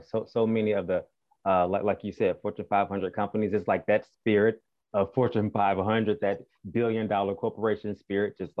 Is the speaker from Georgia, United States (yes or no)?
yes; Albany, Georgia, United States; moved away; also born or lived in Atlanta, Georgia / Seattle, Washington; I was raised in South Georgia.